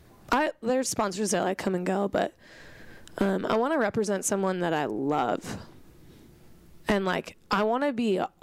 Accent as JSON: {"language": "English", "country": "Norway", "said": "Hey, I want to go. I'm from Norway. I've got pride."}